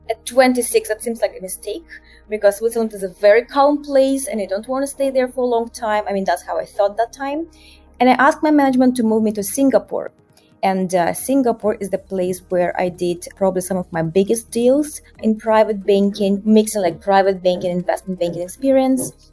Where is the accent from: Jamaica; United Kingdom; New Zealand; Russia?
Russia; moved away as an adult; also born or lived in Moscow; now in Rio de Janeiro, Brazil; But uh, originally I'm from Russia and um, I spent 15 years working in banking around the world. I started my career in Moscow